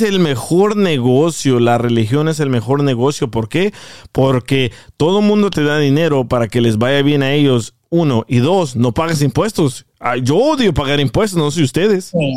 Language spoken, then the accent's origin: Spanish; El Salvador; moved away; Yo, yo crecí en el, en el Salvador